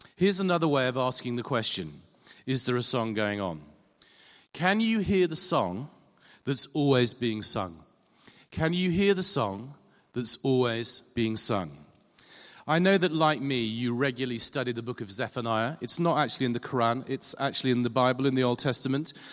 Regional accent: England, United Kingdom; being English

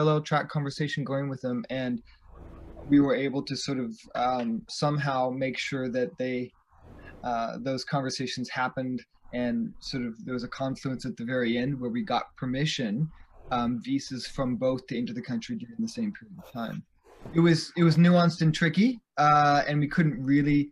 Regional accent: United States; as an American

